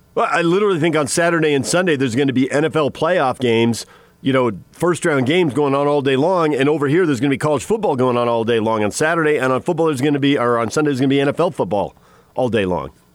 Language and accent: English; San Diego, California, United States; now in Salt Lake City, United States; growing up in San Diego